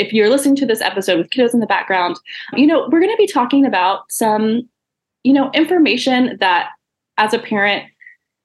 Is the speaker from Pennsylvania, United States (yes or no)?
no; Texas, United States; I'm a Texas gal too